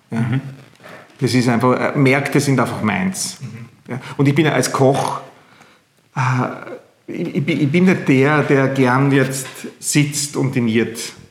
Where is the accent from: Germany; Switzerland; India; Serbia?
Serbia; Leskovac, Central Serbia; ich komme aus Zentralserbien unten, Leskovac, Skrdelica, direkt auf der Autobahn nach Griechenland. Also alle, die, die, mit dem Auto nach Griechenland fahren, damit kennen unser Dorf.